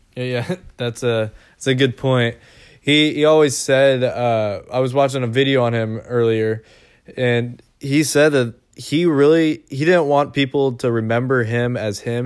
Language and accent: English; Seattle, Washington, United States; we're from Seattle